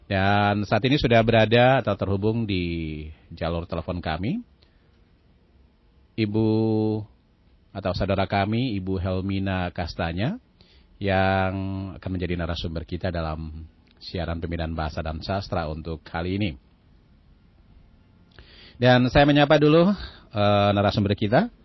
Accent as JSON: {"language": "Indonesian", "region": "Maluku", "country": "Indonesia", "said": "Nah tentunya bagi kita orang Maluku, kata kapata ini saya akan menjadi simbol identitas kemalukuan."}